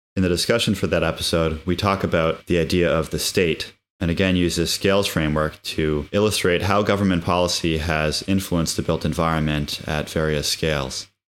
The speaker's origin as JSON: {"language": "English", "region": "New Hampshire", "country": "United States", "tie": "born or raised there", "said": "we grew up in New Hampshire"}